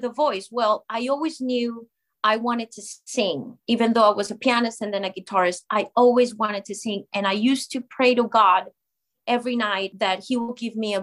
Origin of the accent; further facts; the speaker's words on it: Colombia; moved away as an adult; now in United States; my home country of Colombia